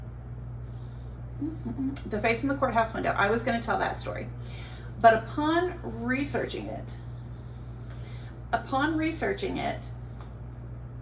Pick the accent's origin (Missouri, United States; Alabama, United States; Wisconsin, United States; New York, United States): Alabama, United States; I'm from Alabama